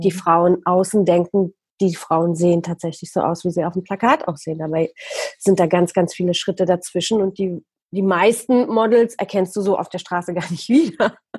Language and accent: German; Poland; moved away; als ich noch in Polen gelebt habe, ich bin nämlich in Polen geboren